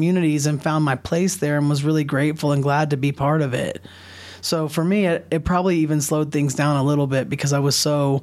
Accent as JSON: {"language": "English", "region": "the southeastern United States", "country": "United States", "tie": "born or raised there", "moved": "yes", "lives_now": "New Mexico, United States", "said": "I'm from the South, which means down here, but actually Dixie, right? I'm a white person, so I was really just brought up in the dominant culture in the southeastern United States"}